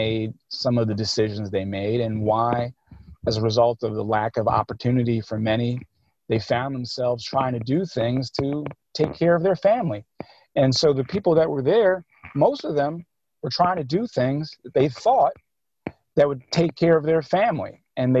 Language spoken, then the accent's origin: English; Philadelphia, Pennsylvania, United States; I grew up in Cobbs Creek. I grew up in West Philly